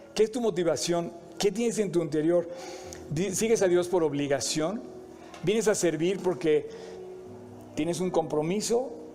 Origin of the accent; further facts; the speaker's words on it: Mexico; me siento muy orgulloso de ser mexicano